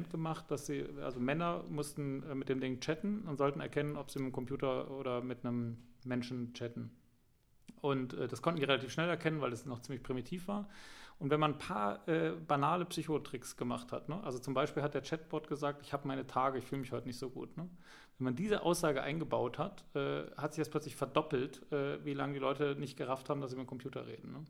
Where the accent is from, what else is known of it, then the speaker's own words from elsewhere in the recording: Bavaria, Germany; Ja, ja, genau, aber ich bin geboren und aufgewachsen im Allgäu, ne?